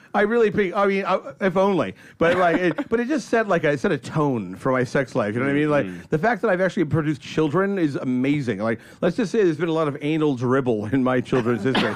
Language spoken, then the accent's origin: English; New York, United States; moved away; I'm from you know New York